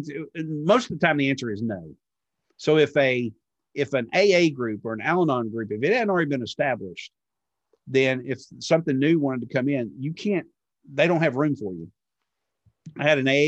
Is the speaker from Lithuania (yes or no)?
no; Texas, United States; growing up in Texas, and I date the Baptist girls